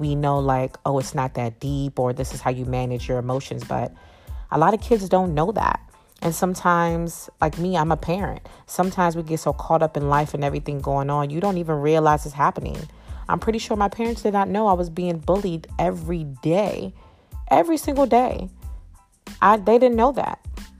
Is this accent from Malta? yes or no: no; Freetown, Western Area, Sierra Leone; moved away; also born or lived in Virginia; Okay, so again, like I shared before, I'm West African. I came from Sierra Leone, Freetown. And I transitioned to Virginia.